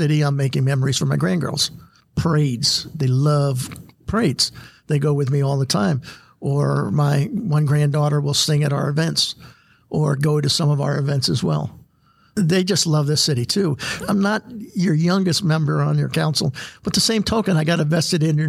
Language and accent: English; Maryland, United States; moved away as an adult; now in Goodyear, Arizona, United States; I'm originally from Maryland. Came out here in 86.